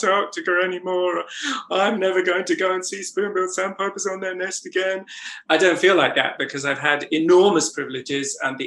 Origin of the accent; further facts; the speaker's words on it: North Norfolk, East of England, United Kingdom; I grew up in North Norfolk.